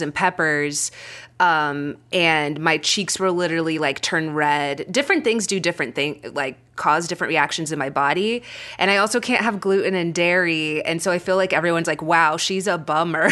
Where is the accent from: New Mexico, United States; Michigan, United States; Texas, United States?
Texas, United States; Frisco; accent: Texas; now in Los Angeles, United States; I went to high school in Frisco, Texas, which is outside of Dallas. Like, I can drop into my Texas accent